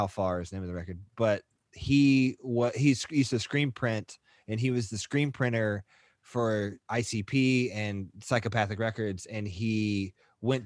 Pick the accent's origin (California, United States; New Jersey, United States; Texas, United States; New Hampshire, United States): Texas, United States; Marshall; I'm from Marshall, Texas